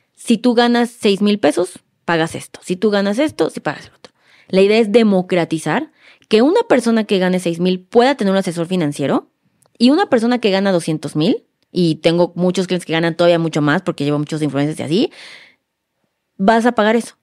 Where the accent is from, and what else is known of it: Mexico